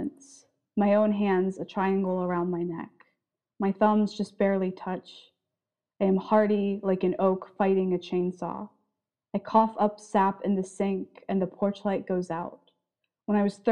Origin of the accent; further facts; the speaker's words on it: Tucson, Arizona, United States; now in Boise, United States; I was born in Tucson, and when I was about 8, we moved to basically the other side of Tucson